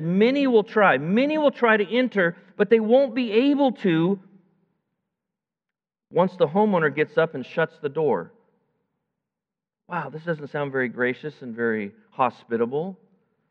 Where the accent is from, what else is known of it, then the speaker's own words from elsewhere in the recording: United States; I'm an American